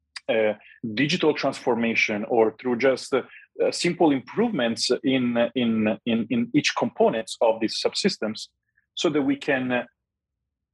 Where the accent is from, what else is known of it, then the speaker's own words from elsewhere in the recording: Rome, Lazio, Italy; moved away; I'm from Rome